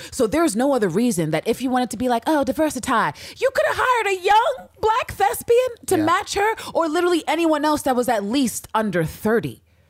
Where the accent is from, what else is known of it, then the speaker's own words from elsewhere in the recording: New York, United States; Or you mean you could be an asshole, but we're gonna be assholes right back. We're from New York